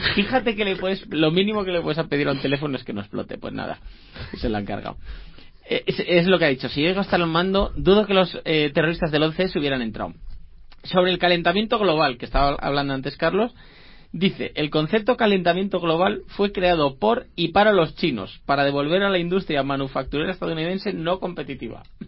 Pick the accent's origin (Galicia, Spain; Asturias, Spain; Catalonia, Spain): Asturias, Spain; soy asturiano